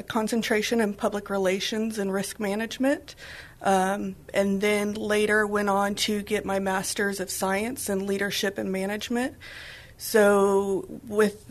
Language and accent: English; San Antonio, Texas, United States; also born or lived in Dallas-Fort Worth, Texas / Austin, Texas; I was born and raised here in San Antonio